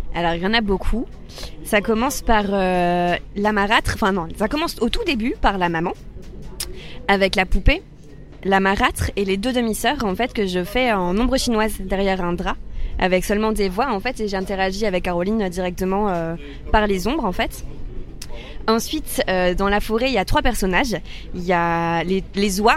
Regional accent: Soissons, Hauts-de-France, France; En Picardie, à Soissons, enfin dans un petit village à côté de Soissons, dans la forêt.

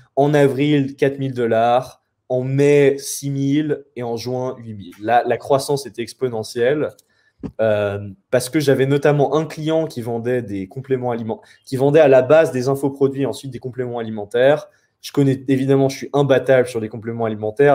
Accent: France; je suis français

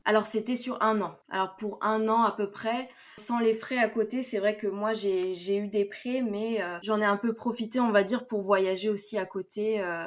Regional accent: France; je viens de France

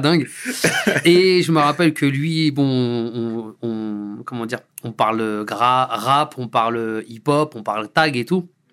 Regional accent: Deuil-la-Barre, Île-de-France, France; c'est là où j'ai grandi

